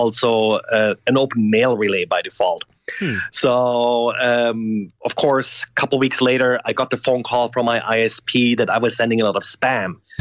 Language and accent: English; Germany; moved away as an adult; now in United States; I grew up originally in Germany and I came to the US as a graduate student